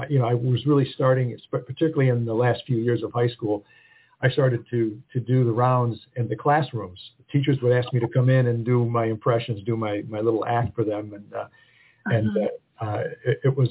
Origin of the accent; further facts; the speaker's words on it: Rochester, New York, United States; I did grow up in Rochester